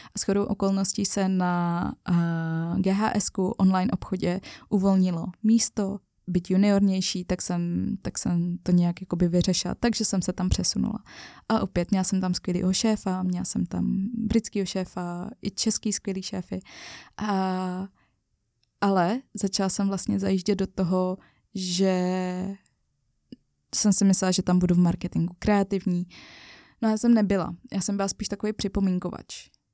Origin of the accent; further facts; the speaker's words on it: Czechia; byla jsem já Češka